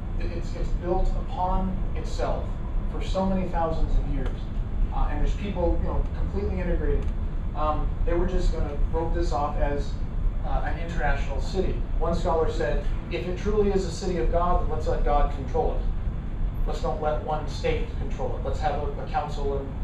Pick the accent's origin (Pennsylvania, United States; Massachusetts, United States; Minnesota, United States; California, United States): California, United States; Fresno; now in Los Angeles, United States; I'm from Fresno, and we're in Los Angeles